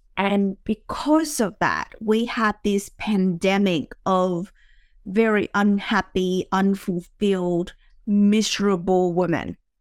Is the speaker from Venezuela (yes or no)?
no; Vietnam; moved away; I grew up in Vietnam